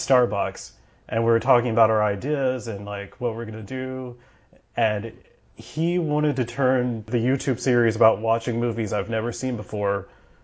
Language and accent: English; Georgia, United States; I'm from Georgia